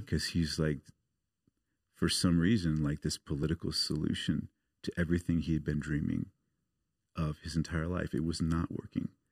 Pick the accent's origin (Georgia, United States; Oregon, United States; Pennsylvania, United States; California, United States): Oregon, United States; Portland; moved away; I grew up in the States. I grew up outside of Portland, Oregon.